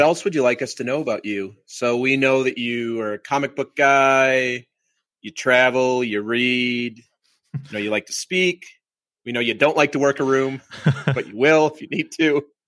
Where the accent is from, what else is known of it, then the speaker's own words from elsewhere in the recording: Minnesota, United States; I grew up in Minnesota